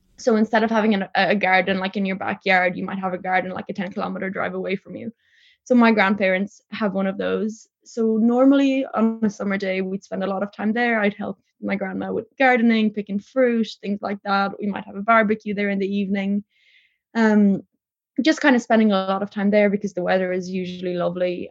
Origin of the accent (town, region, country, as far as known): Tipperary, Munster, Ireland; born or raised there; also born or lived in Poland